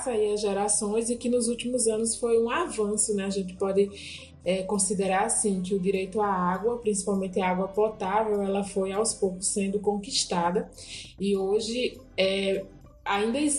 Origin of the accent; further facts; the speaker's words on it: Juazeiro, Bahia, Brazil; sou mulher, né, salitreira, sou do Vale do Salitre, interior do Juazeiro, município baiano, e tenho 33 anos